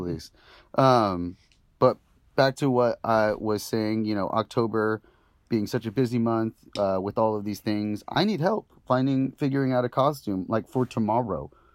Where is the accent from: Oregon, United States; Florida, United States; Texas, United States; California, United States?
California, United States; Santa Ana; I grew up in Santa Ana